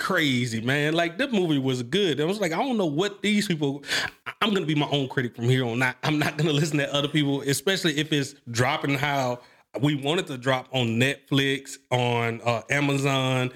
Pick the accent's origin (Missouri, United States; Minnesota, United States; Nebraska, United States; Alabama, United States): Alabama, United States; Mobile; I come from Mobile, Alabama